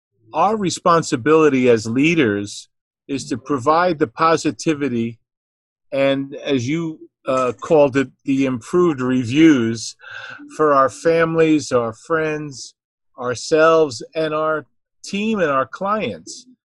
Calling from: New Jersey, United States; I'm calling in from New Jersey here

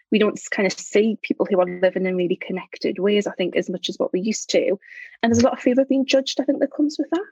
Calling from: Durham, North East England, United Kingdom; I'm speaking from Durham, which is in the northeast of England. Lovely, yes, cathedral, university city up here.

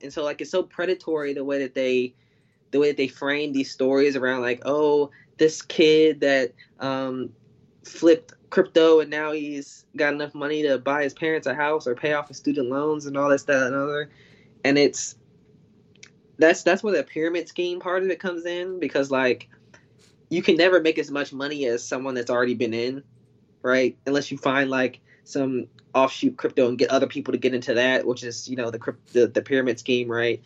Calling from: North Carolina, United States; I'm calling from North Carolina

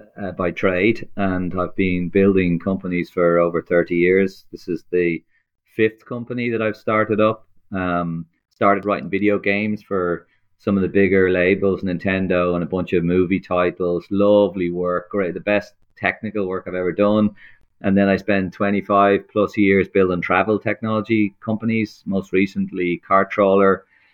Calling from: Dublin, Leinster, Ireland; Sunny Dublin, Ireland. Sunny, rainy, miserable, windy Ireland.

